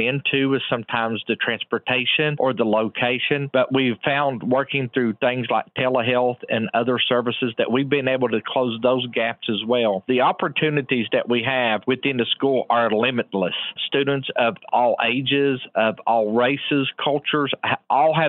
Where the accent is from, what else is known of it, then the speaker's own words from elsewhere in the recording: Man, West Virginia, United States; now in Glen Fork, United States; I grew up in Mann, West Virginia.